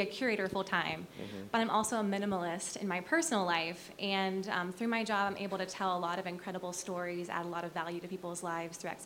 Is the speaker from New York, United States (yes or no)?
no; Akron, Ohio, United States; I'm from Akron